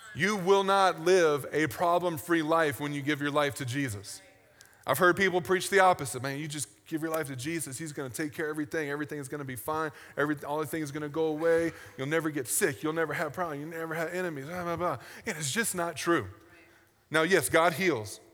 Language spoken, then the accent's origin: English; United States; as an American